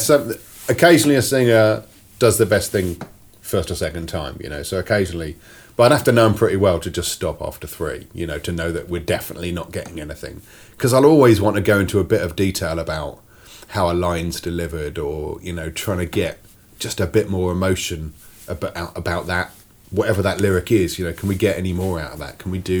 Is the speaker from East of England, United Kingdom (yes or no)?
no; Sheffield, Yorkshire and the Humber, United Kingdom; born there; Okay. I was born in Sheffield.